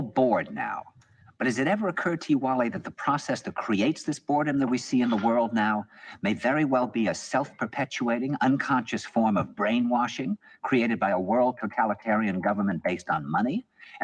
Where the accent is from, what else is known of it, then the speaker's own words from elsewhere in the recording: New York, United States; he said to me, where are you from? And I said, New York